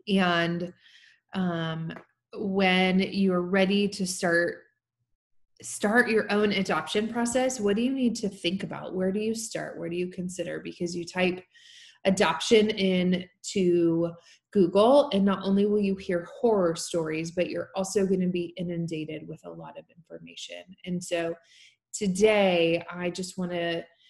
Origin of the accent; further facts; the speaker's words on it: Tennessee, United States; here in my home state of Tennessee